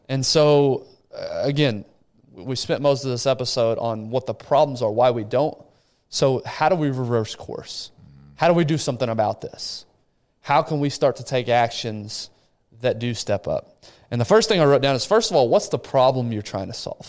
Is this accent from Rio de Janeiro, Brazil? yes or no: yes; Rio de Janeiro, Brazil; moved away; Rio, the city I was born